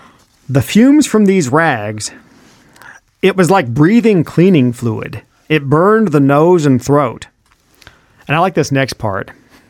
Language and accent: English; Oklahoma, United States; also born or lived in Paducah; now in Michigan, United States; When we came from Oklahoma to Paducah, that was like a journey to the center of the earth. It was during the Depression, and you did good having bus fare to get across town. The war just widened my world, especially after I came up to Michigan.